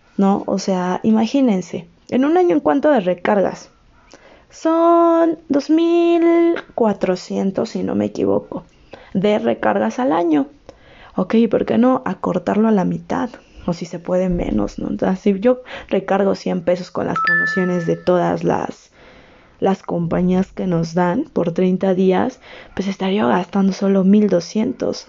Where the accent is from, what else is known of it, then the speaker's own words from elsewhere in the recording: Mexico; Yo soy de México